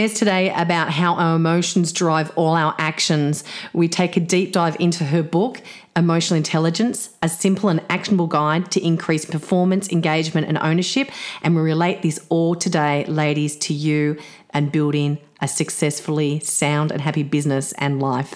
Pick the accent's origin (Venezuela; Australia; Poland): Australia; Sydney, New South Wales; I was actually a Sydney girl